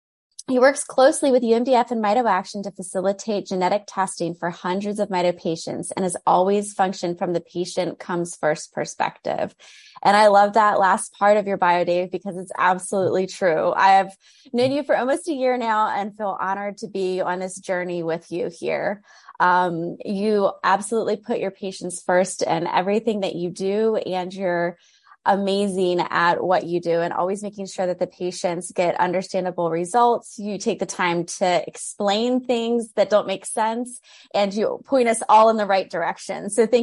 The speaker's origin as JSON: {"language": "English", "town": "Atlanta", "region": "Georgia", "country": "United States", "tie": "born or raised there", "said": "Ironically, we are both in Atlanta, Georgia. Doesn't happen too often that the host is in my hometown, so it's exciting."}